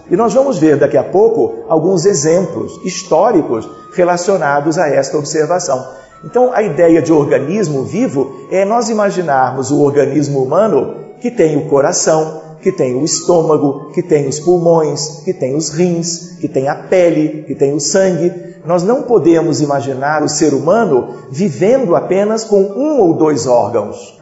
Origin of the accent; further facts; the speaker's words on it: Brazil; como brasileiros, vamos acompanhando aspectos da história do Brasil desde os bancos escolares